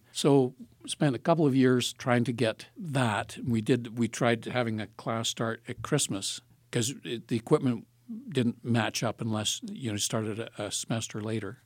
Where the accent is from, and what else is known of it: Palgrave, Ontario, Canada; now in Thunder Bay, Canada